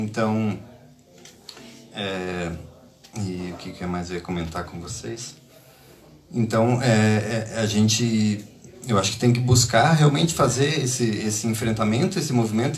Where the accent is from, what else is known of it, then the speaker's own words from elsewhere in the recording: Brazil; moved away as an adult; now in Lisbon, Portugal; Eu, eu sou do Brasil